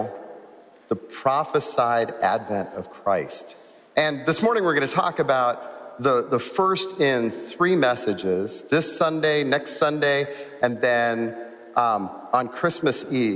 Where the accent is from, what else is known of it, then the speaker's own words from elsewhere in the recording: California, United States; moved away; I grew up in California